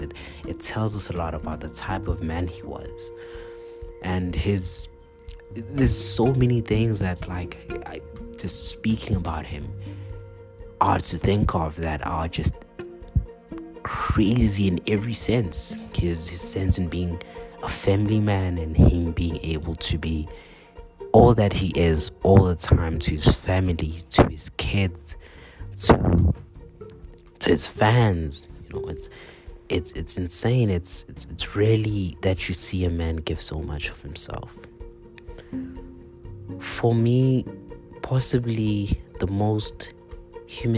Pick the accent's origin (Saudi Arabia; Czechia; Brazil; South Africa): South Africa; we as South Africans